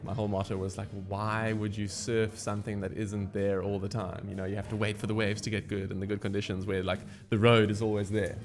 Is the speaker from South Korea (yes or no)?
no; Cape Town, Western Cape, South Africa; I was born and bred in Cape Town. I lived in the city bowl my entire life